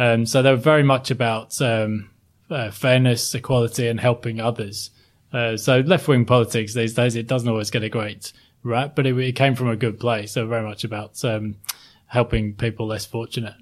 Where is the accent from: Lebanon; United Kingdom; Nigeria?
United Kingdom; Sheffield, Yorkshire and the Humber; moved away as an adult; now in Sydney, Australia; I grew up in, um, South Yorkshire, a place called Sheffield